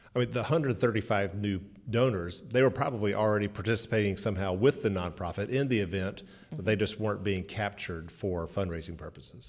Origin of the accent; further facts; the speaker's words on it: Birmingham, Alabama, United States; I am delighted to be here in my hometown of Birmingham, Alabama